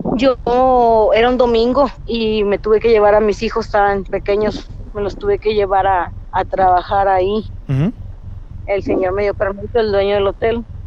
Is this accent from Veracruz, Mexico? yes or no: no; Reynosa, Tamaulipas, Mexico; De Reynosa, Tamaulipas